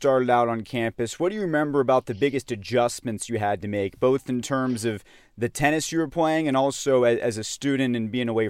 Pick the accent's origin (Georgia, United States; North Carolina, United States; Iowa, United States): Georgia, United States; Atlanta; I grew up in Atlanta as a Gator fan